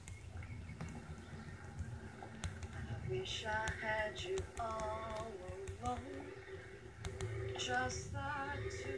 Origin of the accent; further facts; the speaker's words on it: Philadelphia, Pennsylvania, United States; not only do I live in Philadelphia, but I am from Uptown. It's a little, I won't say quaint, I won't say small, but the area is called Mount Airy